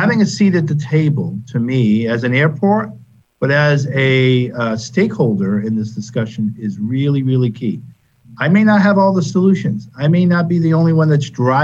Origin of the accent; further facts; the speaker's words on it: Massachusetts, United States; moved away as an adult; now in Florida, United States; I grew up in Massachusetts, like I said, went to the University of Massachusetts